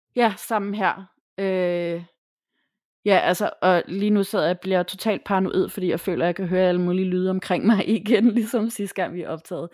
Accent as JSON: {"language": "Danish", "town": "Tappernøje", "region": "Zealand", "country": "Denmark", "tie": "born or raised there", "said": "jeg er vokset op i Tabernøje først, og så i følge efterfølgende, men øh, det er ikke så langt fra Hårlev."}